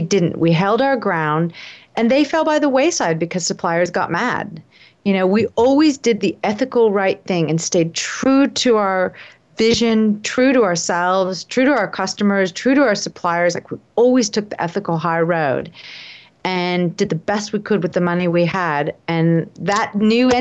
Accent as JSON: {"language": "English", "country": "United States", "moved": "yes", "lives_now": "Australia", "said": "I'm obviously American living in Australia"}